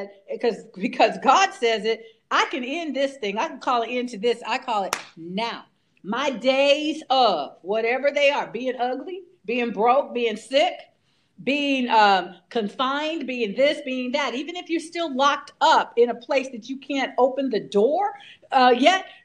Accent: California, United States; I'm a Californian

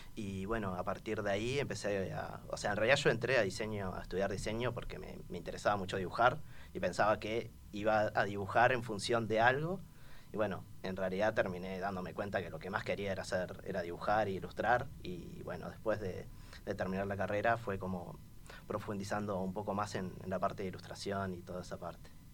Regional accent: Montevideo, Uruguay; Soy montevideano, sí, soy. haber nacido en, cerca del estadio María Michelle de Lazaroff de Danubio, en Jardín del Hipódromo

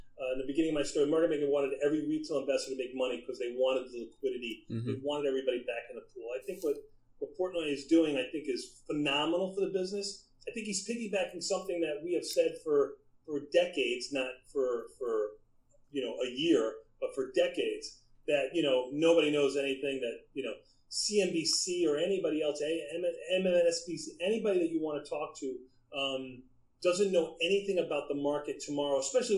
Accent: New York City, New York, United States; my hometown pizza of L&B Spumoni Gardens

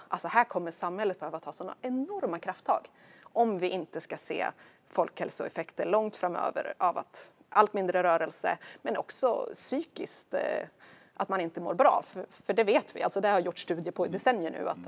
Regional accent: Stigtomta, Södermanland, Sweden; now in Brösarp, Sweden; är ju glad sörmlänning och kommer från eh, det lilla samhället Stigtomta utanför Nyköping.

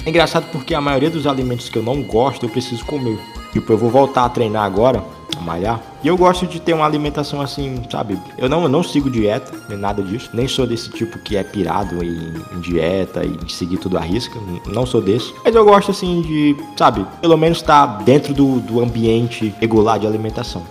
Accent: Ceará, Brazil; aqui no, no Ceará

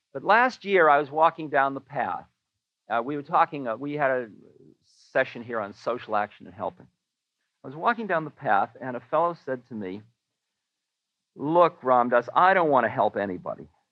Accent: Newton, Massachusetts, United States; I am a boy from Newton

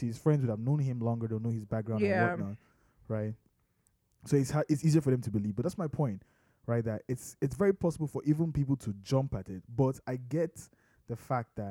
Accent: Nigeria; I am Nigerian.

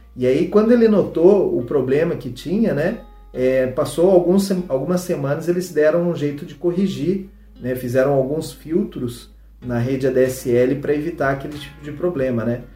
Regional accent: Londrina, Paraná, Brazil; na cidade de Londrina, de onde eu sou, né, é natural.

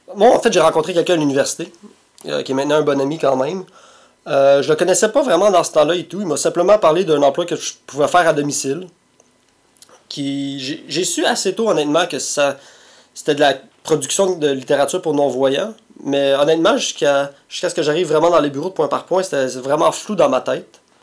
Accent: Montreal, Quebec, Canada; also born or lived in Repentigny; je pense que je suis né à Repartigny, Mais ben, j'ai grandi, j'ai vécu une bonne partie de ma vie à Tétroville. Euh, l'appellation officielle, c'est Mercier, Mercier S, qui est maintenant fusionné avec Hochelaga Maisonneuve

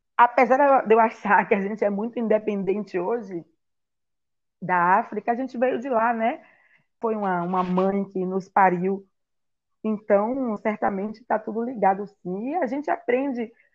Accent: Salvador, Bahia, Brazil; also born or lived in Itaparica Island; eu nasci aqui em Salvador e fui para a ilha de Taparica, que era que é a terra natal da minha mãe

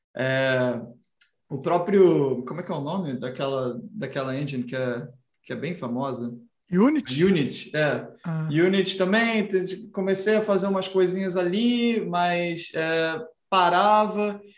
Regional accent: Brazil; no Brasil a gente não tinha dinheiro para tá, comprar o Super Nintendo nos anos 90

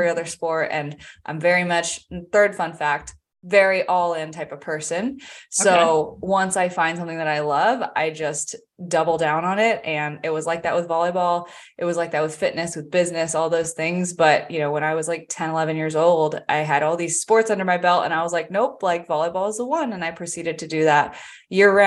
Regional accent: Vienna, Virginia, United States; moved away as an adult; also born or lived in Charlotte area, North Carolina; now in Charlotte, United States; I grew up in the Northern Virginia area. I have lived there my entire life, except for up to May of last year.

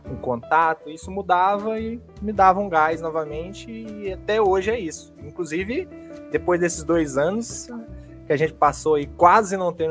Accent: Minas Gerais, Brazil; Bom, cara … eu sou aqui de Minas, interiorzão de Minas

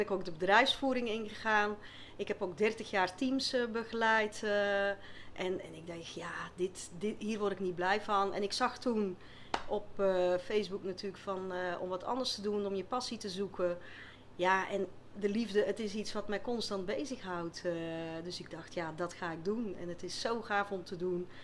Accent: Flanders, Belgium; accent: Flemish; moved away as an adult; now in Westland, Netherlands; je zal vast wel een beetje horen met een eh, Vlaamse tongval, dus ik kom niet uit het Westland.

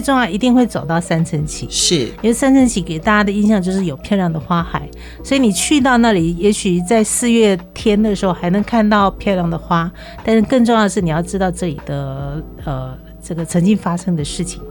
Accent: Taiwan; 因为全场就只有我一个是台湾的原住民

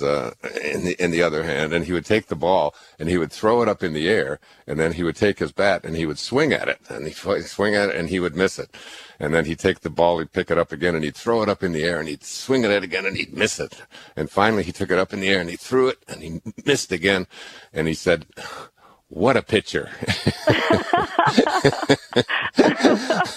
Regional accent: Michigan, United States; I grew up in Michigan

